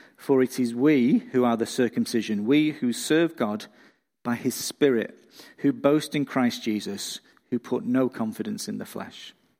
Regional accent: England, United Kingdom; now in Australia; I'm not from round here, I'm from England, and when I go back to see family and friends in the U K

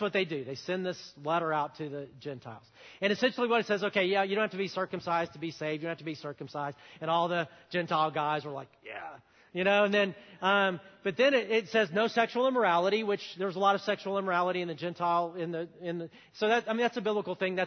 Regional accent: the South, United States; I grew up in the South where you're taught to look people in the eye and say hi and smile

